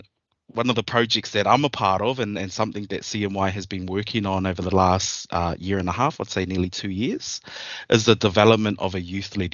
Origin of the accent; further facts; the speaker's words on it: New Zealand; moved away as an adult; now in Melbourne, Australia; So I am originally from New Zealand